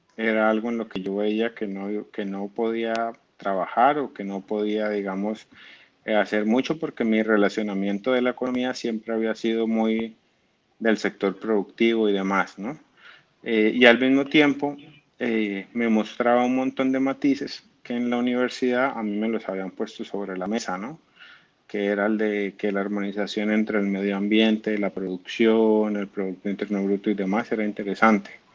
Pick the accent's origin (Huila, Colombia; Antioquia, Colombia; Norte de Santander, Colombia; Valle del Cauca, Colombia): Norte de Santander, Colombia; Cúcuta; moved away as an adult; also born or lived in Bogotá; yo digo que soy cucuteño pero en realidad yo soy de Bogotá, yo nací en Bogotá.